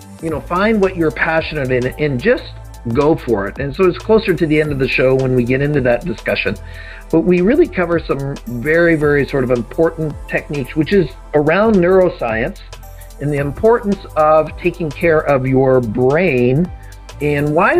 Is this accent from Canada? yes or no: yes; Canada; as a fellow Canadian